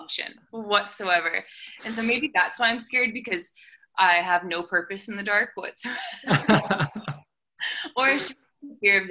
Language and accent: English; Langley, British Columbia, Canada; moved away as an adult; also born or lived in Vancouver, British Columbia; I came from Vancouver, BC, or Langley, BC